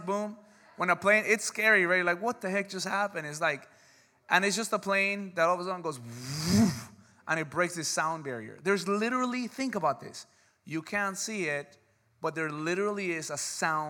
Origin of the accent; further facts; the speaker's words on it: United States; because we're American